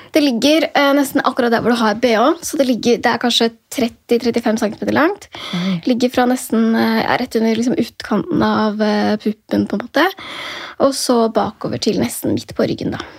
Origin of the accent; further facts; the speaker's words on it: near Drammen, Buskerud, Norway; also born or lived in Oslo (born); Drammen sykehus, som var nærmere der hvor jeg vokste opp